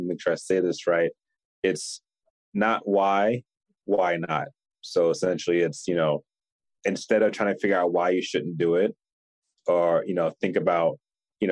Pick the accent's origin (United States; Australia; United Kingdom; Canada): United States; Philadelphia, Pennsylvania; moved away; I'm from Philly originally.